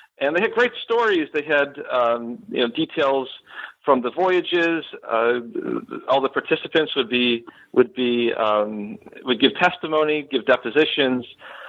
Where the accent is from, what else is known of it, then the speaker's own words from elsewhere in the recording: Buffalo, New York, United States; moved away as an adult; now in Florida, United States; So I am originally from Western New York. I grew up in the Buffalo area, and I moved down to Florida in 2010